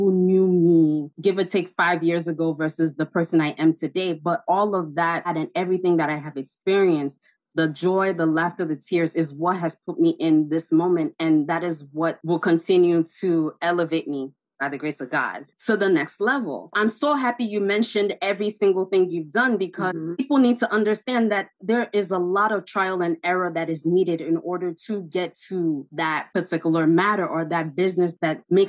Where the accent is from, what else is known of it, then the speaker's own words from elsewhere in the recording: Enugu, Enugu State, Nigeria; now in New York, United States; I'm from Enugu, Nigeria, and people from Enugu, they call them Wawa people. They call us Wawa people.